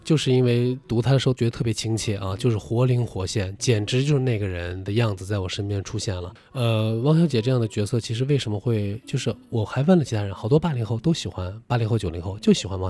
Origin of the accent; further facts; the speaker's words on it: northern China, China; now in Shanghai, China; 就是我来上海的时候，其实我不知道你有没有啊，就是作为北方人，其实有点儿格格不入。